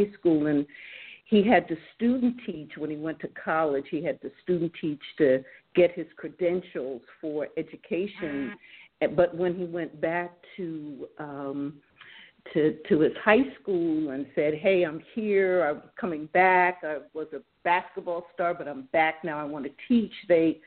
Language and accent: English; Jersey Shore, New Jersey, United States; now in Detroit, United States; I grew up on the Jersey Shore, loved it.